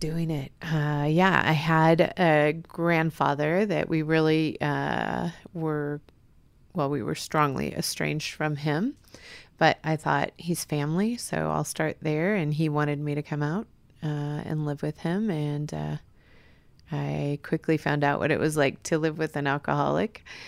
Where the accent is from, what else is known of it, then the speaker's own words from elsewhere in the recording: Iowa, United States; moved away as an adult; also born or lived in Fort Ord, California / Fort Hood, Texas / Santa Barbara, California; found out I was from Iowa